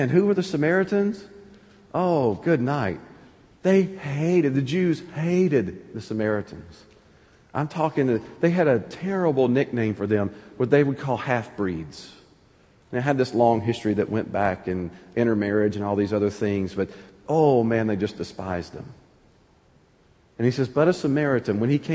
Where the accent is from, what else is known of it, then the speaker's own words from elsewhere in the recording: Anniston, Alabama, United States; now in Pittsburgh, United States; growing up in North Alabama